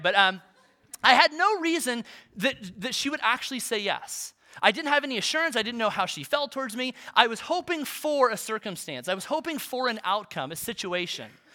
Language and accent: English; Olathe, Kansas, United States; I grew up in Olathe